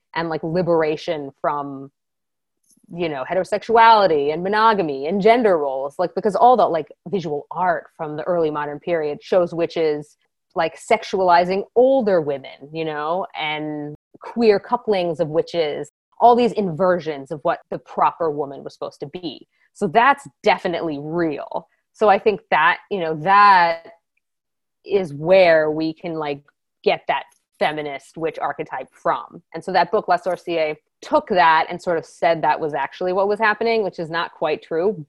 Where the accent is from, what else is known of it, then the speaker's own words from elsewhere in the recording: Maryland, United States; I'm from Maryland